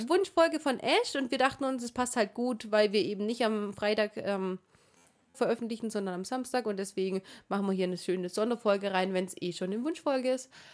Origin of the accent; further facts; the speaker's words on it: Swabia, Germany; Ich bin Schwabe